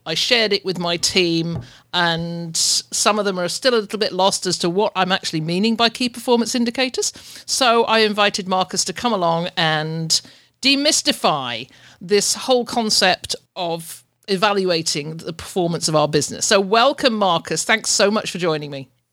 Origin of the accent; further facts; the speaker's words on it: England, United Kingdom; moved away as an adult; now in Ontario, Canada; I'm I'm from UK, but that's where I'm living